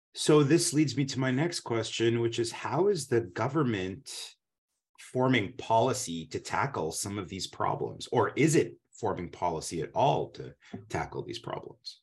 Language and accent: English; Canada; now in Washington, D.C., United States; I grew up skiing in the Canadian Rockies